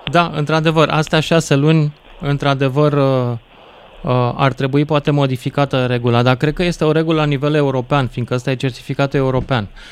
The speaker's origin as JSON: {"language": "Romanian", "country": "Romania", "said": "sunt român"}